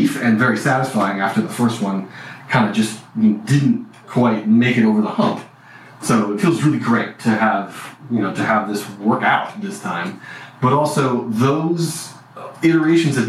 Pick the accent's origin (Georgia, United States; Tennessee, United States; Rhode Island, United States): Rhode Island, United States; Bristol; moved away as an adult; also born or lived in Syracuse, New York / Santa Cruz, California / San Francisco Bay Area; I grew up in Rhode Island, actually. I grew up in Rhode Island in a town called Bristol.